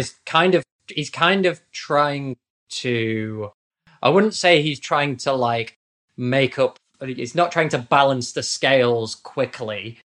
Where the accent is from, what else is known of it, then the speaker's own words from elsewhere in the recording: United Kingdom; accent: posh British; I am also British.